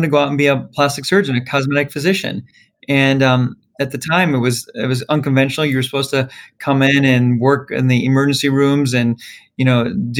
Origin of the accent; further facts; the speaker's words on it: Chicago, Illinois, United States; I kind of grew up all around Chicago.